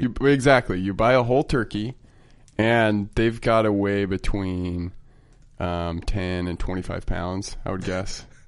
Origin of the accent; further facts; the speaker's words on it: Utah, United States; I'm from Utah